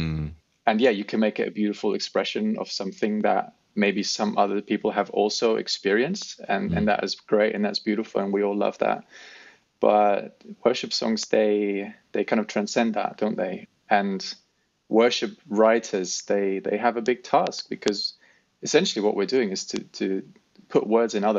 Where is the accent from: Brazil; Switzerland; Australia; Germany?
Germany; moved away as an adult; also born or lived in South Africa / London; now in United Kingdom; I grew up in Germany